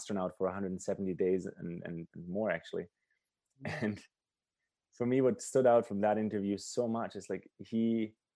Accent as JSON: {"language": "English", "country": "Germany", "tie": "born or raised there", "moved": "yes", "lives_now": "Canada", "said": "I grew up in Germany and I live in Canada"}